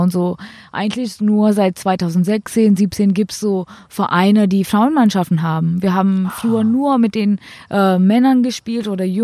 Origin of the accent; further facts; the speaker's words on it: India; now in Germany; Ich darf nochmal, falls ich jetzt in Indien spielen will und gut genug bin, ähm, darf ich zurückwechseln.